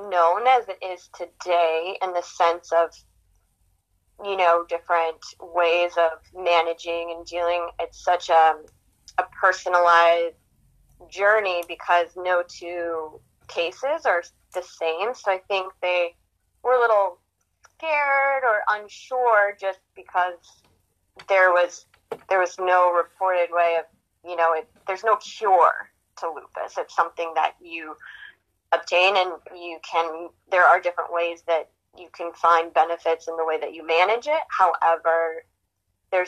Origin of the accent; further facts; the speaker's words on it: Livingston, Montana, United States; I grew up in Livingston, Montana, small town